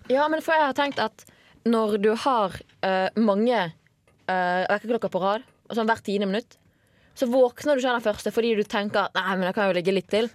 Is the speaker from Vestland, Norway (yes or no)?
yes; Bergen, Vestland, Norway; accent: Bergen dialect; moved away; før jeg flyttet fra Bergen og folk begynte å påpeke Du er sykt typisk sånn bergenser